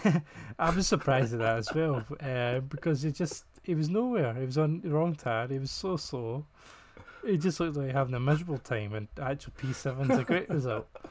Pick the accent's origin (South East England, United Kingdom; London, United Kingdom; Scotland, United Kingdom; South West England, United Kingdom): Scotland, United Kingdom; I'm Scottish and I can't pronounce these things.